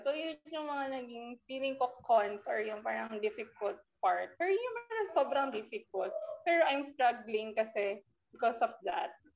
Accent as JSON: {"language": "Tagalog", "region": "Calabarzon", "country": "Philippines", "said": "I came from Cavite"}